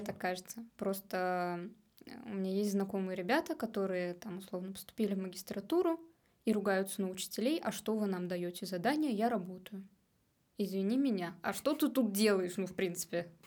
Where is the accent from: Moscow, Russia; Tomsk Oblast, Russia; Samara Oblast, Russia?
Samara Oblast, Russia; Samara; moved away as an adult; now in Saint Petersburg, Russia; я из Самары, и когда я туда приезжаю, домой, я не чувствую больше, что это мой дом